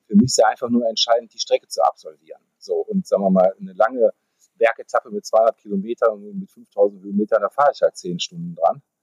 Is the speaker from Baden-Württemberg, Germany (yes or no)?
no; Düsseldorf, North Rhine-Westphalia, Germany; Ich bin äh, gebürtiger Düsseldorfer